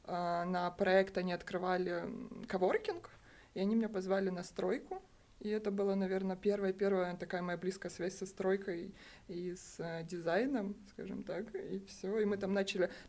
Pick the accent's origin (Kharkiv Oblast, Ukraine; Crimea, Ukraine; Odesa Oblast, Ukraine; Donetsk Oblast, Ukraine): Crimea, Ukraine; Я училась э, в Крыму, я крымчанка, э, по образованию архитектор-проектировщик